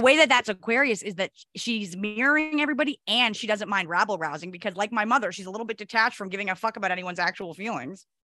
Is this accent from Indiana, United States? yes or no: no; New Jersey, United States; also born or lived in Upper West Side, New York City; now in New York City, United States; I'm from New Jersey, from the Tri-State area